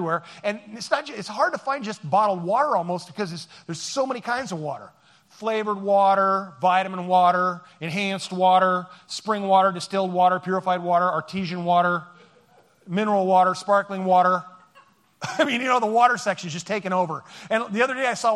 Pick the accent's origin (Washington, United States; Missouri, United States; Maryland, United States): Washington, United States; Seattle; we are from Seattle